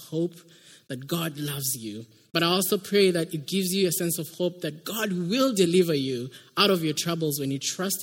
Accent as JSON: {"language": "English", "country": "Kenya", "moved": "as an adult", "lives_now": "United States", "said": "I come from Kenya. That's why you can hear an accent."}